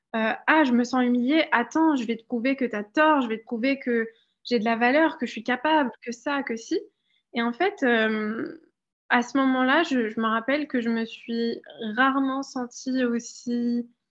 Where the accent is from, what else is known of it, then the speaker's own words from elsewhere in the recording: France; moved away as an adult; also born or lived in London; j'ai grandi en France